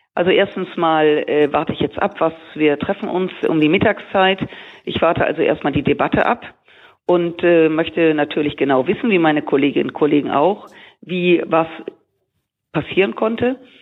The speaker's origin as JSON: {"language": "German", "region": "Rhineland", "country": "Germany", "said": "als Rheinländerin, ich feiere gern Karneval"}